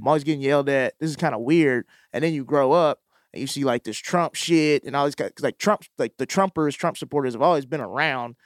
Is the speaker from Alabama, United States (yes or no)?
no; Mississippi, United States; moved away; I'm from Mississippi